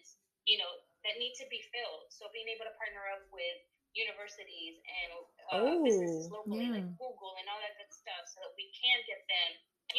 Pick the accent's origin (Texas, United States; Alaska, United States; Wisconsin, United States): Texas, United States; I was raised here in Texas, but I am 100% Salvadoreña